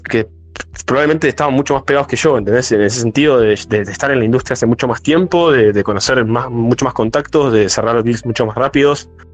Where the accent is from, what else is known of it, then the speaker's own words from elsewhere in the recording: Martínez, Buenos Aires Province, Argentina; nosotros somos de capital, de, perdón, de zona norte, de, de Bulognes, Muere, yo soy de Martínez